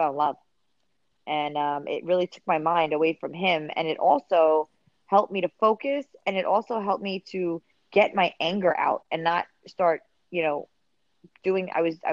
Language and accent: English; New York City, New York, United States; also born or lived in Mexico; I grew up in the Bronx, being half Mexican, half Irish. I grew up half in Mexico, half here.